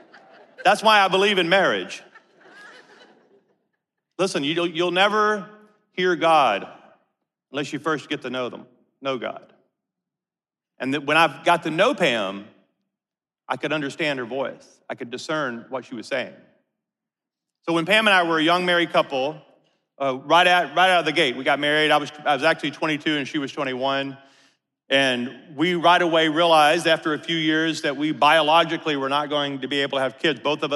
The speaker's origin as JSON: {"language": "English", "region": "Louisiana", "country": "United States", "tie": "born or raised there", "said": "Now, we grew up in North Louisiana, and Amarillo, Texas is 9 hours away from all of our family and friends."}